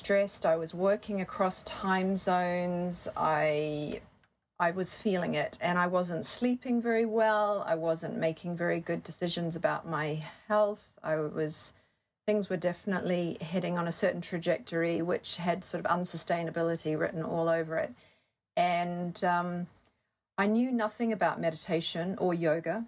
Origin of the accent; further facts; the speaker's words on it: New Zealand; moved away as an adult; also born or lived in Sydney, Australia; I grew up in New Zealand and I did my degree there, and I moved to Sydney, Australia